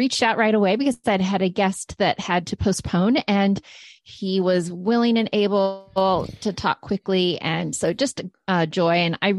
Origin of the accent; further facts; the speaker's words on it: Maine, United States; now in Washington, D.C., United States; growing up in Maine around a lot of people that did